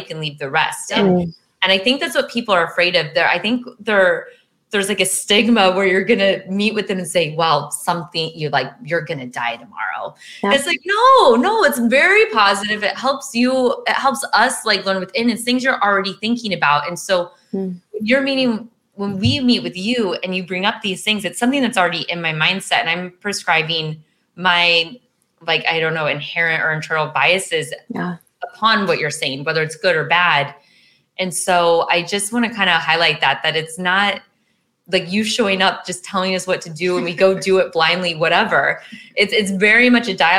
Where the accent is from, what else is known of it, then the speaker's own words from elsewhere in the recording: Midwest, United States; now in California, United States; I'm from the Midwest